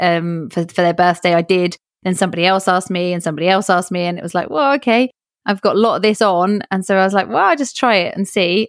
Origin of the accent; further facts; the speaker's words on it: England, United Kingdom; born and raised in England